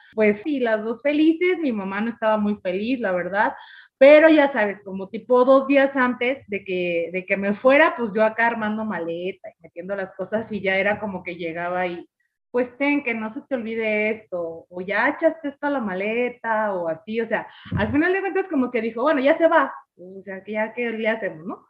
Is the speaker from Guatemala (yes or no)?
no; Mexico; los que somos mexicanos